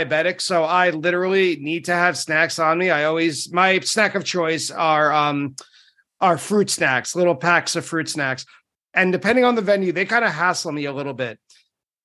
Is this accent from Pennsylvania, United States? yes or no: no; Long Island, New York, United States; I grew up on Long Island